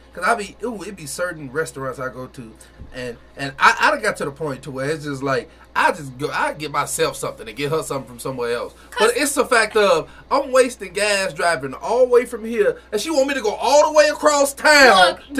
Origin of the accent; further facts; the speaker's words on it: Chicago, Illinois, United States; you can't even tell I'm from Chicago unless you hear me say foe, tweaking, none of that.